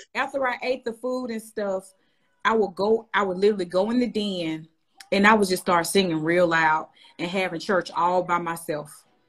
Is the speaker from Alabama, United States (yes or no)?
yes; Birmingham, Alabama, United States; moved away as an adult; now in Nashville, United States; I'm from Birmingham, Alabama